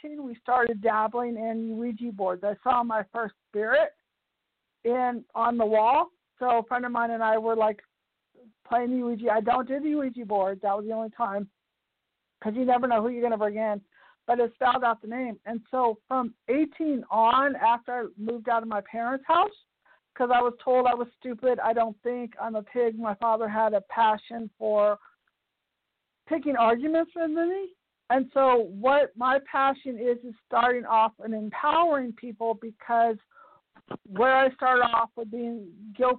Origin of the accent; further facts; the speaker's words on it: Piedmont, California, United States; I grew up in Piedmont, California